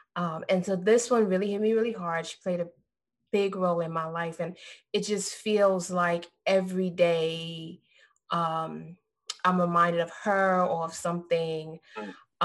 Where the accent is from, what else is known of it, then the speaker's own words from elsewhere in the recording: Trinidad & Tobago; now in Florida, United States; Because I'm Trinidadian.